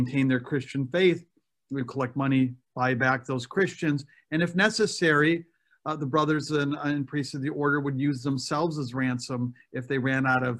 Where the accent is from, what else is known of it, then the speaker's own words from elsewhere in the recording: Wisconsin, United States; moved away as an adult; also born or lived in Philadelphia, Pennsylvania / Rome, Italy; now in Le Roy, United States; I grew up in Wisconsin